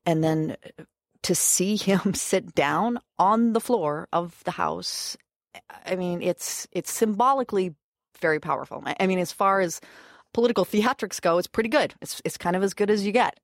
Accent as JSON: {"language": "English", "region": "Idaho", "country": "United States", "moved": "yes", "said": "I'm from, I'm from Idaho. I'm from gun people and gun country"}